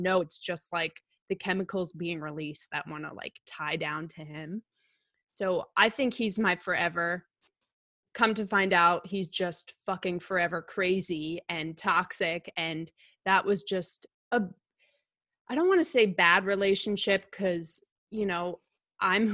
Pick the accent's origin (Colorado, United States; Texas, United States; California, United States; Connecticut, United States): Connecticut, United States; Glastonbury; also born or lived in New York City; I grew up in Glastonbury